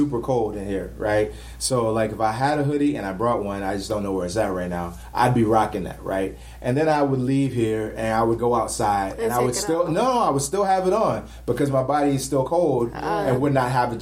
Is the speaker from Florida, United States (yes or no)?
yes; Florida, United States; I was born in Florida.